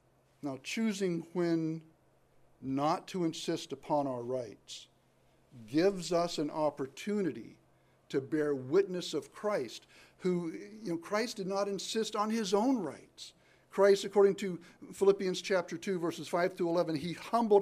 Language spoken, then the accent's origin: English; United States